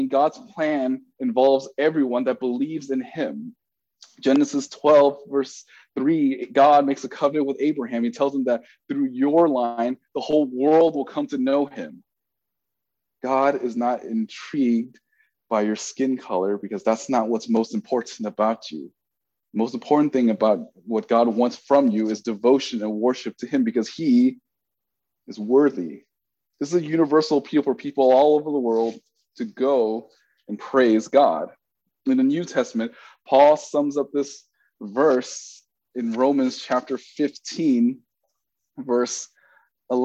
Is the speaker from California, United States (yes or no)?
yes; Bay Area, California, United States; I'm from the Bay Area